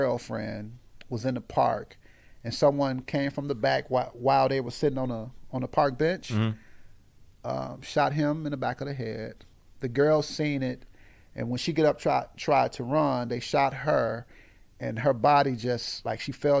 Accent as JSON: {"language": "English", "town": "Aurora", "region": "Illinois", "country": "United States", "tie": "born or raised there", "said": "Simmons to Eastside. Yeah, so east side of Aurora, man. That's where I'm from."}